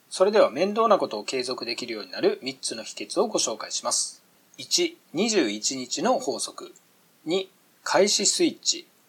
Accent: Miyazaki, Japan; 以前僕は6年ほど地元宮崎の河川敷ランニングを毎日続けてました

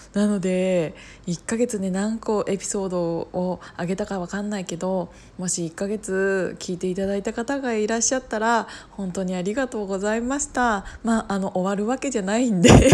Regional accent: Kiryu, Gunma, Japan; 群馬県桐生市の、うんと、再生計画ということで私の地元

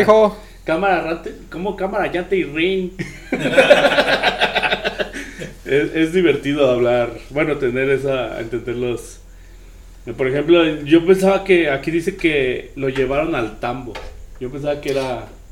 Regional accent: San Luis Potosí, Mexico; mi estado San Luis

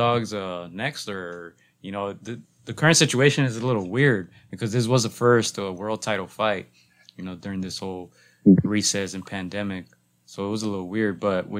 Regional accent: Los Angeles, California, United States; we're from here, the LA region.

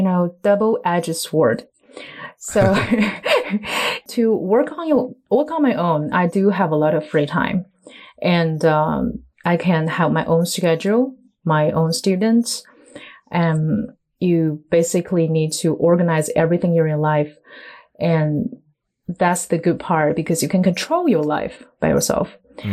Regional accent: Tianjin, China; English is a second language; Yes. Tianjin? Right now, because this coronavirus outbreak, I have to stay in my hometown.

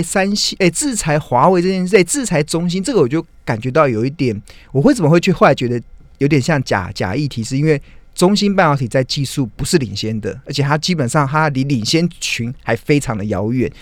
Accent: Taiwan; 身为台湾人真的还蛮兴奋的

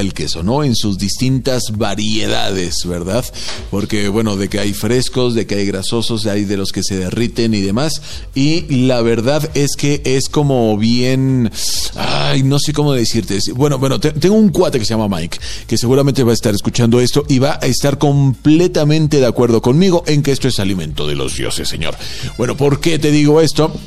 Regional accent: Mexico; para nosotros, para los mexicanos

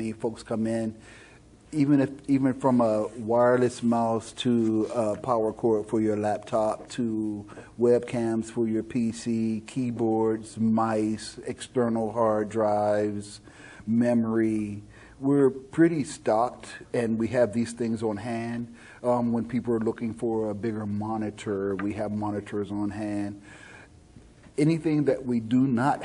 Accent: Pittsburgh, Pennsylvania, United States; moved away as an adult; also born or lived in Fairbanks, Alaska / Anchorage, Alaska; now in Spring Hill, United States; I had the pleasure of growing up in Pittsburgh during the 70s

